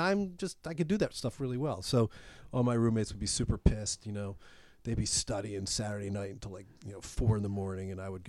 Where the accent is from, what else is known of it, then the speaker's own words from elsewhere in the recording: Baltimore, Maryland, United States; I was from Baltimore originally, so I went back home.